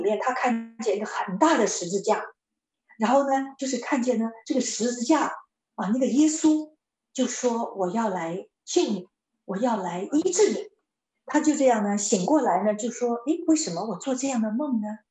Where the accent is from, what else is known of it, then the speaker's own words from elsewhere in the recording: China; 我们中国人